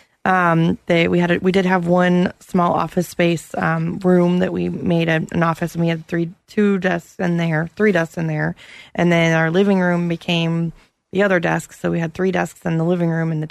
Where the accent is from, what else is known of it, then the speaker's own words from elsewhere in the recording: Apopka, Florida, United States; I grew up in Schuyler Oaks, right in the heart of Apopka.